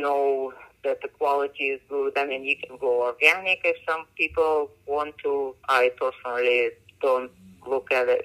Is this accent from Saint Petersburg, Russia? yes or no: no; Moscow, Russia; moved away as an adult; now in United States; I grew up in Russia, in Moscow